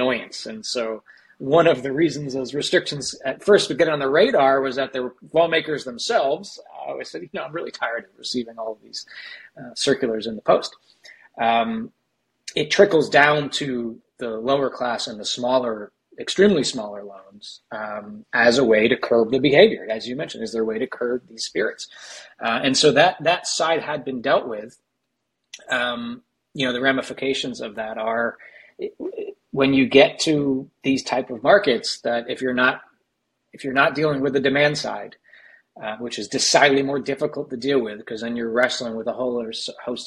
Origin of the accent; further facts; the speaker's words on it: United States; accent: American; by the accent as an American